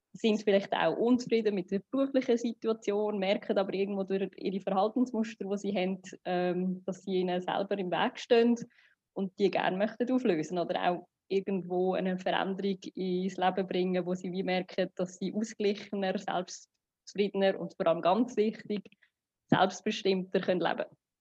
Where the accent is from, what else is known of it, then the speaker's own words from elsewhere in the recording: Switzerland; moved away as an adult; now in Dubai, United Arab Emirates; ich komme ursprünglich aus Sri Lanka, bin aber in der Schweiz aufgewachsen und auch geboren